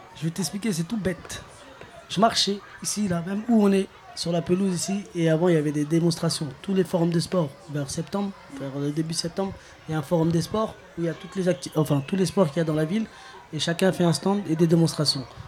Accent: Clichy-sous-Bois, Île-de-France, France; j'ai grandi à Clichy-sous-Bois, je suis toujours à Clichy-sous-Bois

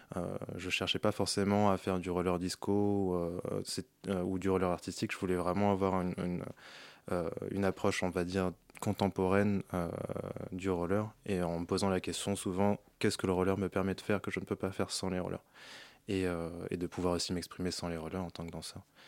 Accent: Paris, Île-de-France, France; j'ai grandi à Paris

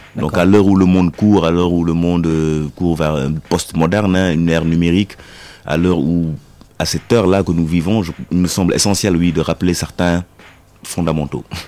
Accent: Senegal; je suis sénégalais

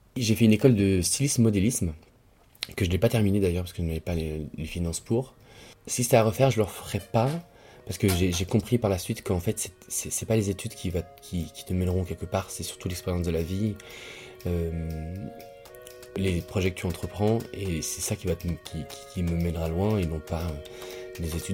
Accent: Lyon, Auvergne-Rhône-Alpes, France; moved away as an adult; also born or lived in Tunisia; now in Paris, France; Je suis né à Lyon, la ville dans laquelle je suis resté jusqu'à mes 18 ans, 19 ans, ensuite je suis venu à Paris

